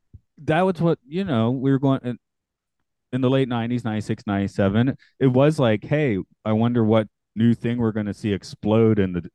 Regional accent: United States; I'm an American

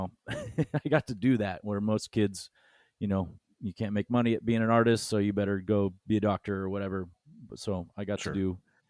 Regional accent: Forest Grove, Oregon, United States; moved away as an adult; also born or lived in Rhode Island / Los Angeles; And I'm from Oregon originally. After school, I moved back in 2005

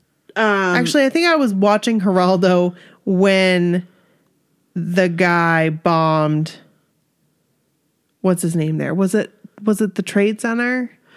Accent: Queens, New York, United States; I'm from Queens.

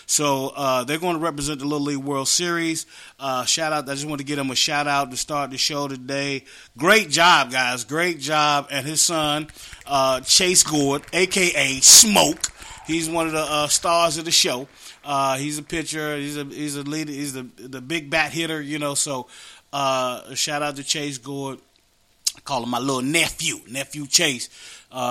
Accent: West Virginia, United States; moved away; We grew up together in West Virginia.

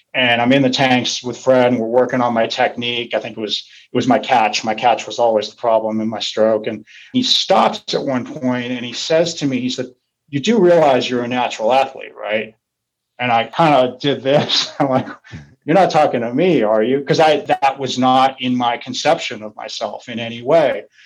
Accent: Santa Rosa, California, United States; moved away; also born or lived in San Francisco; I was this kid from Santa Rosa, which at the time was really kind of a farm town

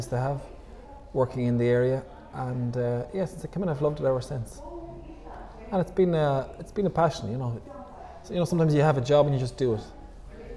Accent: Ireland; moved away as an adult; now in Portugal; I'm from Ireland

